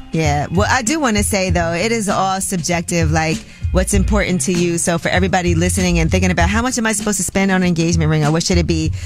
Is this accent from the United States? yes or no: yes; New York, United States; I'm from New York